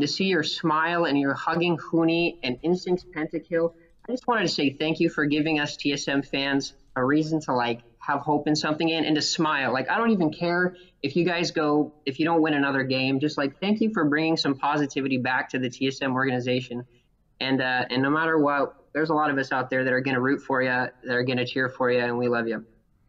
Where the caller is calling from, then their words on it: College Station, Texas, United States; also born or lived in Utah; Texas. Sorry, I just moved. I'm so used to being in Utah. I've only been here a few weeks, but I'm in Texas.